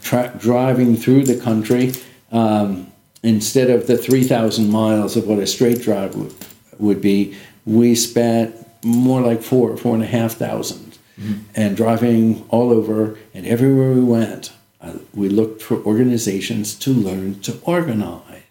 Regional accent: Los Angeles, California, United States; moved away as an adult; also born or lived in Ohio / Albany, New York / San Francisco / China; now in Beijing, China; I was born and raised in Los Angeles

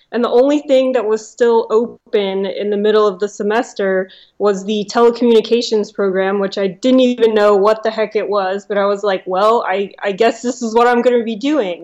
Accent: Cincinnati, Ohio, United States; moved away as an adult; now in Los Angeles, United States; I am from Cincinnati, Ohio

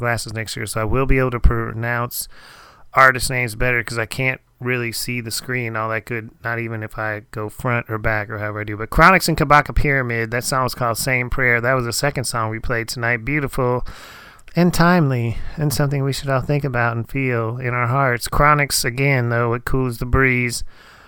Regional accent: Erie, Pennsylvania, United States; now in Texas, United States; I am now currently staying up in my hometown. I'm in my teenage bedroom right now, actually, in Erie, Pennsylvania.

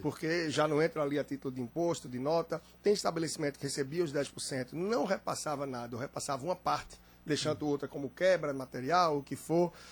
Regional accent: Brazil; somos nós brasileiros

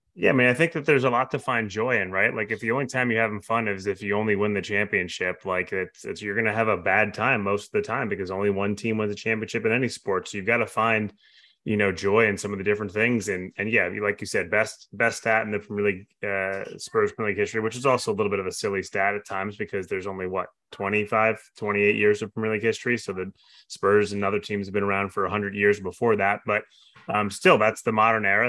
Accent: New York, United States; I grew up in New York

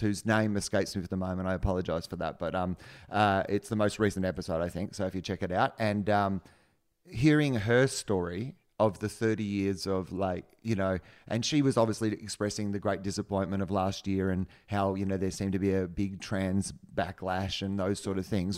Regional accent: Australia; I'm an Australian

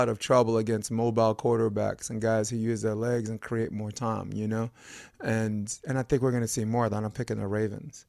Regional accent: New York, United States; as native New Yorkers, we're born to despise people from the New England sports area

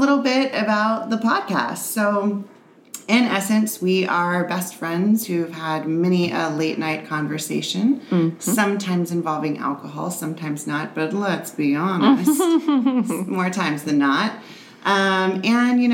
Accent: New Orleans, Louisiana, United States; now in San Diego, United States; I'm originally from New Orleans

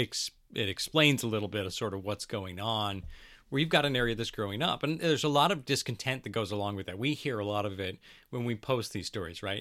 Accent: Battle Ground, Washington, United States; I grew up in Battleground.

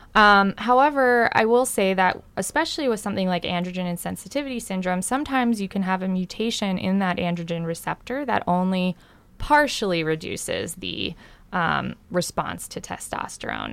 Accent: Long Island, New York, United States; I grew up on Long Island, uh, in New York

